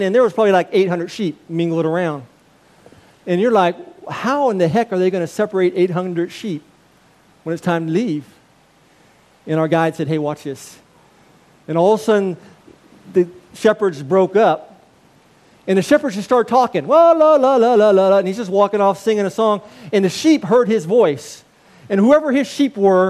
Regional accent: United States; I'm an American

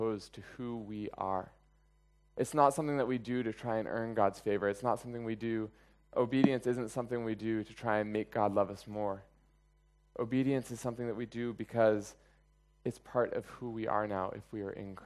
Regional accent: United States; moved away; I was born in America and I am an American

